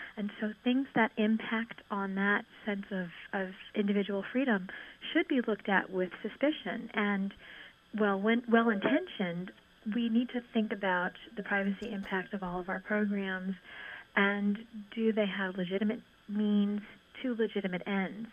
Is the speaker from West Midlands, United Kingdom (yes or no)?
no; Northern Ireland, United Kingdom; moved away; also born or lived in New York; my experience having been born in Northern Ireland